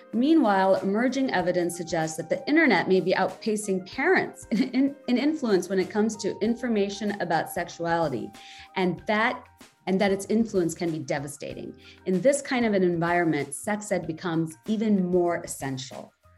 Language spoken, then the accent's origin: English; Bangladesh; now in United States; growing up in Bangladesh